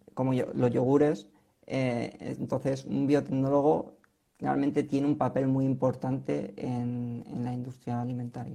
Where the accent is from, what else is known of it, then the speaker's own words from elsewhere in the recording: Spain; como españolas que somos